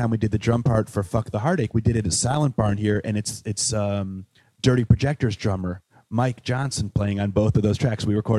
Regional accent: Wales, United Kingdom; So like growing up in Wales, I had this friend, James Ranson, who lived in Manchester.

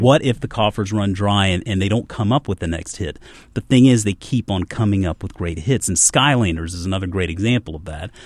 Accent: Charleston, South Carolina, United States; I grew up in Charleston, South Carolina

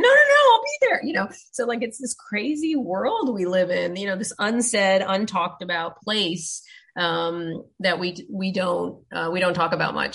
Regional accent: United States; growing up in the States

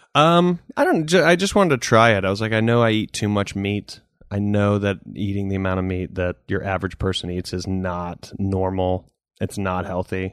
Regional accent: the South, United States; growing up in the South

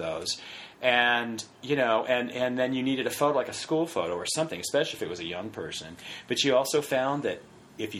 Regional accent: Westminster, California, United States; I grew up in Orange County.

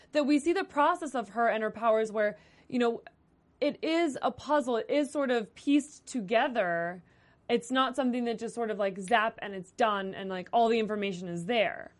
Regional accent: Las Vegas, Nevada, United States; I'm from Las Vegas

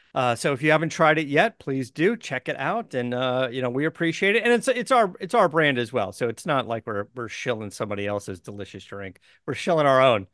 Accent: Arizona, United States; I was born in Arizona, so I grew up around going to Barrett Jackson as a kid

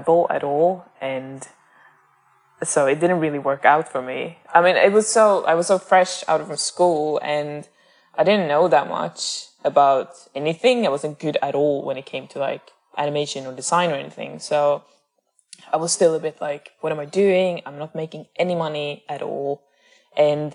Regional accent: northern Sweden, Sweden; moved away as an adult; also born or lived in Amsterdam / Stockholm; I'm from Sweden, but I'm not from Stockholm. Like, I'm from the northern parts.

